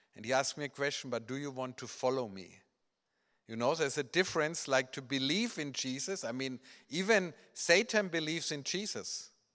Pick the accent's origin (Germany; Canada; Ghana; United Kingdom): Germany; English is a second language; I grew up in Germany